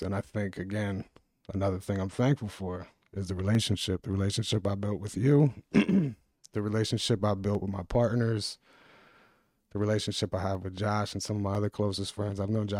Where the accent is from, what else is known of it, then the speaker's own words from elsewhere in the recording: Sicklerville, New Jersey, United States; a lot of people look at me when I say I'm thankful for growing up in Sicklerville, because I don't think it's one of the most sought out places in South Jersey